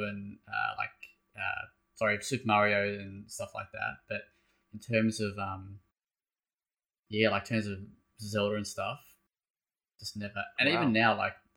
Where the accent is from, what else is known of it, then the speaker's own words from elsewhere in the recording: Tasmania, Australia; moved away; I'm originally from Tassie